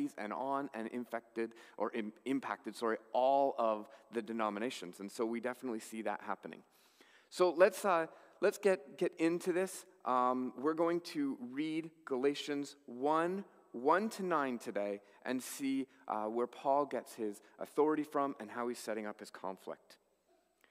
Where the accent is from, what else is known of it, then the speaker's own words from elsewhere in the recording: Canada; as Canadian Christians